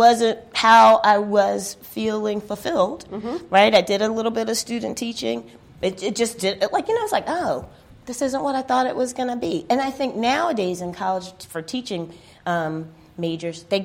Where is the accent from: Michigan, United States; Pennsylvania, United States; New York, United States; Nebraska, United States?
Pennsylvania, United States; Philadelphia; moved away as an adult; also born or lived in Germany; I grew up in Philadelphia, and I went to all school there, college in Philadelphia